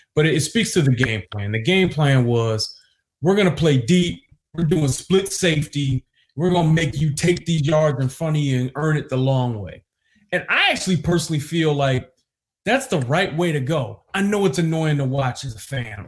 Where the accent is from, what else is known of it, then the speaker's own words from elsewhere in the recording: Detroit, Michigan, United States; I grew up in Detroit